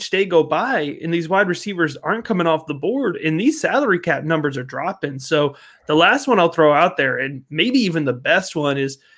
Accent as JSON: {"language": "English", "region": "Connecticut", "country": "United States", "tie": "born or raised there", "moved": "yes", "lives_now": "Baltimore, United States", "said": "even though I've also adopted the Ravens being in Baltimore recently, but I grew up in Connecticut on the New York side."}